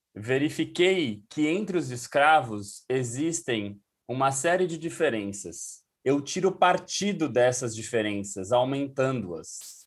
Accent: São Paulo, Brazil; fui criado em São Paulo

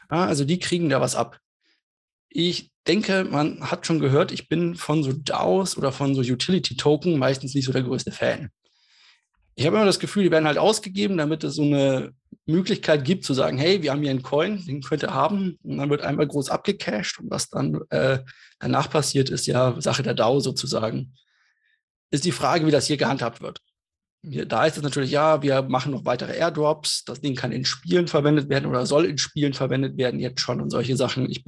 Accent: Munich, Bavaria, Germany; born there; Ich bin ja in München geboren, wir haben hier nicht so viel Wasser und nicht so viel Wellengang

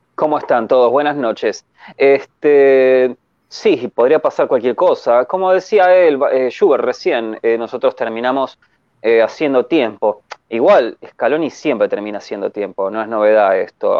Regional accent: Argentina; soy argentino

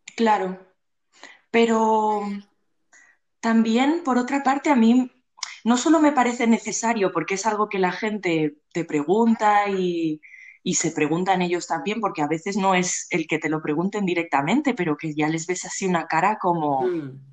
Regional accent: Barcelona, Catalonia, Spain; soy de Barcelona nací aquí y siempre he vivido aquí

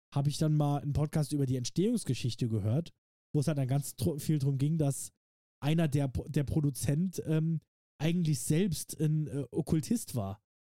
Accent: Saarland, Germany; für uns Saarländer

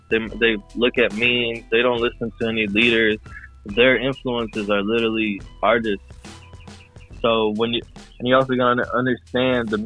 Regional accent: Chicago, Illinois, United States; now in Florida, United States; I grew up in Chicago mainly

